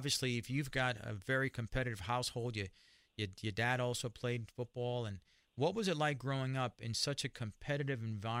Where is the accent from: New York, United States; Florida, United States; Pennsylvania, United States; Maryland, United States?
New York, United States; New York City; we grew up in Spanish Harlem, grew up in a barrio